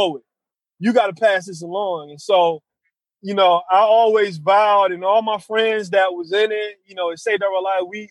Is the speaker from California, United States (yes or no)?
no; Detroit, Michigan, United States; growing up in Detroit, I came of age in Detroit in the 90s